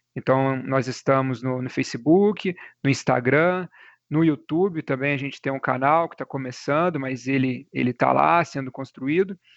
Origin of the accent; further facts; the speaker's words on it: Cabo Verde, Minas Gerais, Brazil; Eu sou natural de Cabo Verde, né, que é uma cidadezinha aqui perto